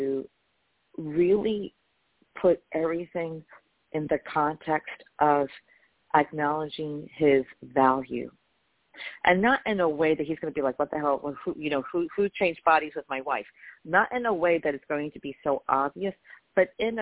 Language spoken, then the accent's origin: English; New York, United States; I'm from New York